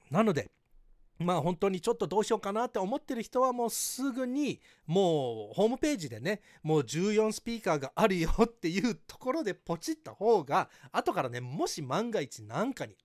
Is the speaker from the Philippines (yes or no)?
no; Hawaii, United States; ハワイ育ちのバイリンガルテスラエヴァンジェリストアメリカからタイムリーなテスラニュースをお届けします